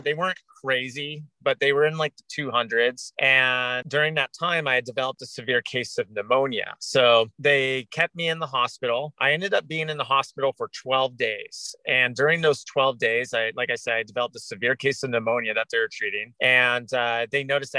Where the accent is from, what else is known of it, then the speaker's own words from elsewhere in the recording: Orange County, Southern California, United States; also born or lived in Laguna Beach, California; now in Alaska, United States; I'm originally from Southern California. I grew up in Orange County and I went to junior high in Laguna Beach, California